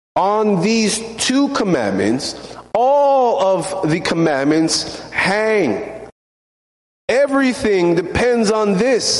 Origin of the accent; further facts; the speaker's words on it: Canada; now in United States; I'm Canadian.